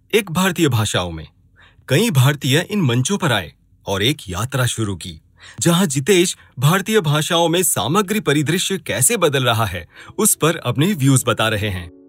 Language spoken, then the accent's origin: Hindi; Anand, Gujarat, India; मैं नब्बे के दशक में गुजरात के छोटे से शहर आनंद में पला बड़ा हूँ